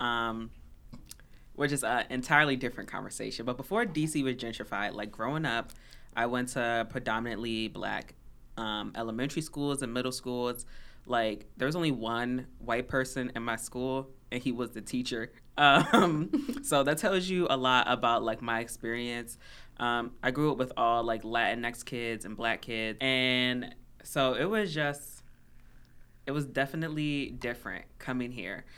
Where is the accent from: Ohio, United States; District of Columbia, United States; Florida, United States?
District of Columbia, United States; Washington; moved away as an adult; now in Minnesota, United States; I'm originally from D C, Chocolate City